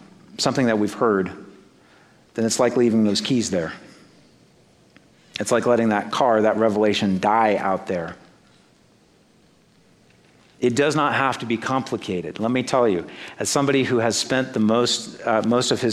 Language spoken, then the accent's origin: English; Great Plains, United States; accent: Great Plains; also born or lived in North East England; my Great Plains accent